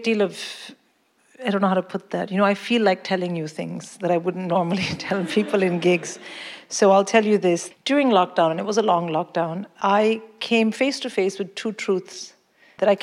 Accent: India; moved away as an adult; now in London, United Kingdom; I grew up in India. I came here to work.

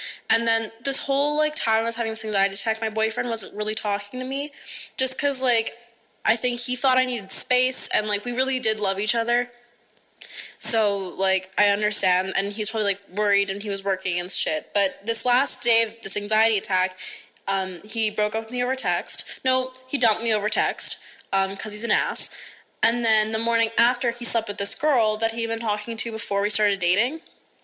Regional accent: Alberta, Canada; I'm from Alberta, Canada.

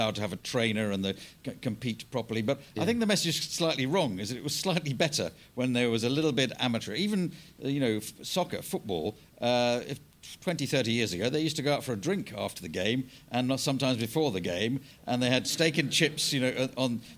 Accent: Scotland, United Kingdom; I always beef up my Scottishness when I'm in this country

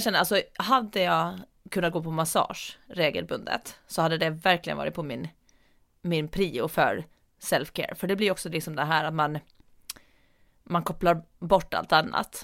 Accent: Åland Islands; now in Storholmen, Sweden; hem till Åland som är hem

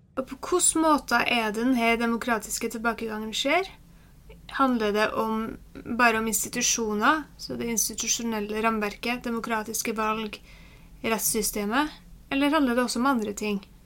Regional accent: Norway; som nordmann

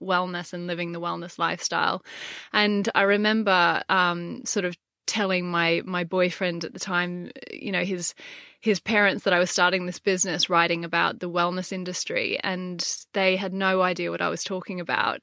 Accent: Gold Coast, Queensland, Australia; moved away as an adult; now in London, United Kingdom; I grew up on the Gold Coast

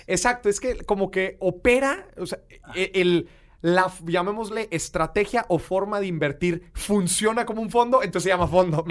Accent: Monterrey, Nuevo León, Mexico; accent: regio; Poncho y yo somos de Monterrey. Este, y pues somos acá bien regios. Yo creo que yo tengo más acento que el buen Poncho

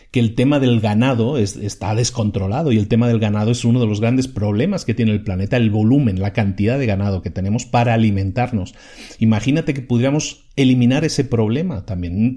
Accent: Spain; Yo soy originario de España.

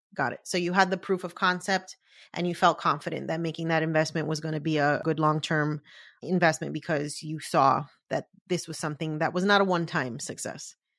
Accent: Puerto Rico; a fellow Boricua

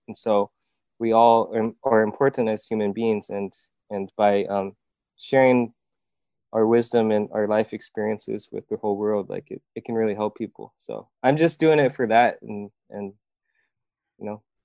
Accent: Iowa, United States; moved away as an adult; now in South Korea; I grew up in Iowa

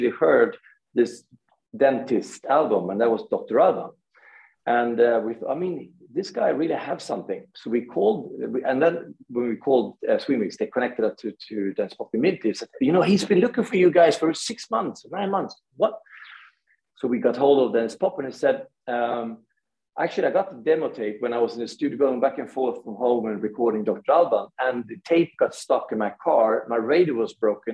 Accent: Gothenburg, Västra Götaland, Sweden; we are from Gothenburg

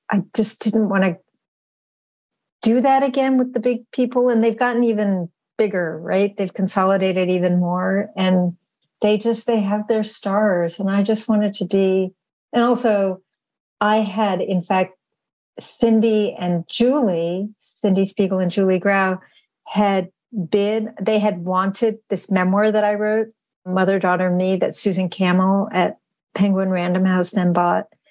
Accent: Western Massachusetts, United States; growing up in Western Massachusetts.

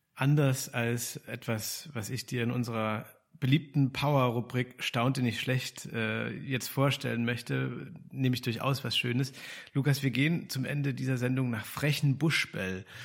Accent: Dresden, Saxony, Germany; Ich komme ja aus Dresden.

